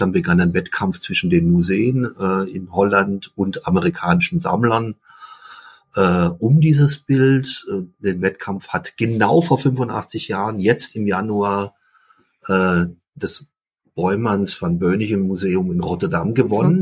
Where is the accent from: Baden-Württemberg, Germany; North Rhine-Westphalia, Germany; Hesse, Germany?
Baden-Württemberg, Germany; Ravensburg; also born or lived in Limburg; weil wir in der Stadt gewohnt haben, in Süddeutschland, in Ravensburg